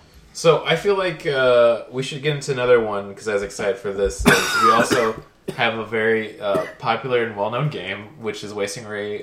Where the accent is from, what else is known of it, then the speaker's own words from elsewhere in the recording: Georgia, United States; I grew up in Georgia by a lot of, like, swampy areas.